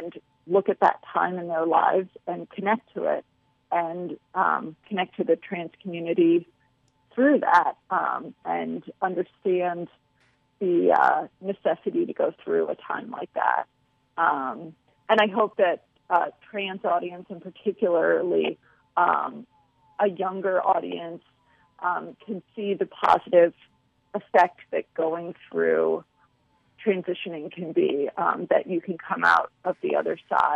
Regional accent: St. Louis, Missouri, United States; Dylan and I are both from St. Louis. We grew up in St. Louis.

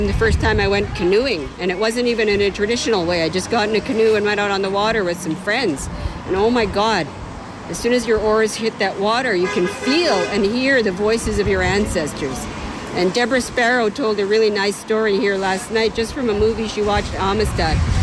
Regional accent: Richmond, British Columbia, Canada; I grew up away from this community. I grew up in Richmond.

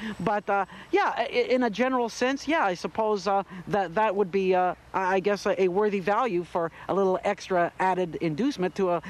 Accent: Canada; moved away; I'm always honored to come back to my home country and perform.

